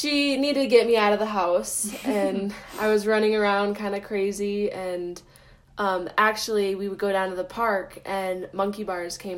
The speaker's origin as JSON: {"language": "English", "region": "Minnesota", "country": "United States", "tie": "born or raised there", "moved": "yes", "said": "I ice skated a lot back at home. I'm from Minnesota, and so pretty much everyone can skate there. And so I grew up kind"}